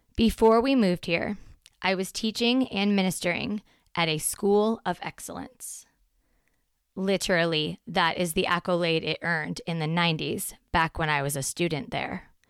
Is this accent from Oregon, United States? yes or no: yes; Portland, Oregon, United States; Since fourth grade, when we moved to Portland from Southern Oregon